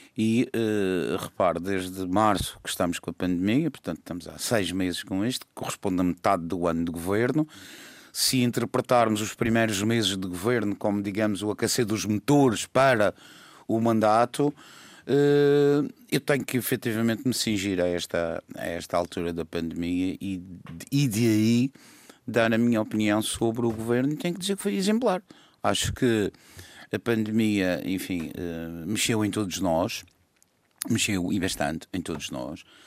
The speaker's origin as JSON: {"language": "Portuguese", "region": "Madeira", "country": "Portugal", "said": "sou muito madeirense"}